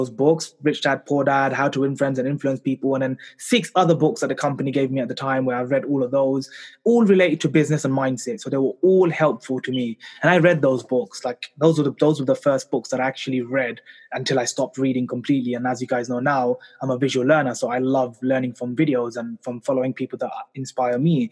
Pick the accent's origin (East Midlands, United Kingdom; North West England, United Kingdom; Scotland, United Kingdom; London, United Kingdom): London, United Kingdom; I was born and raised here in London in the UK.